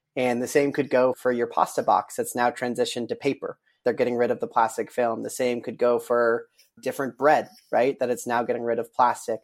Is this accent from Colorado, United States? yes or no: yes; Colorado, United States; I'm from Colorado